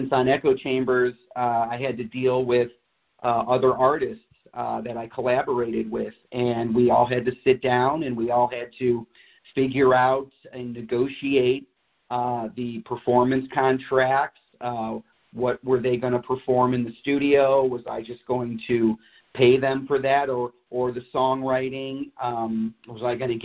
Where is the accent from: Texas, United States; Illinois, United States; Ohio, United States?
Ohio, United States; Cleveland; moved away as an adult; I was born and raised in Cleveland.